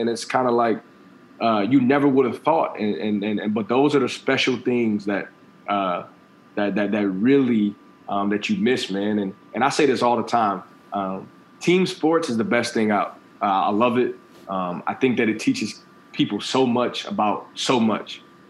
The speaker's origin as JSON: {"language": "English", "town": "Kirkwood", "region": "Missouri", "country": "United States", "said": "being from Kirkwood and having the opportunity to come back in, be the head football coach"}